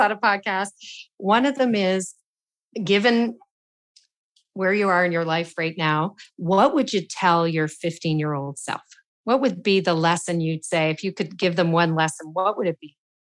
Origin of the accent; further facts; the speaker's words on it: Canada; as a Canadian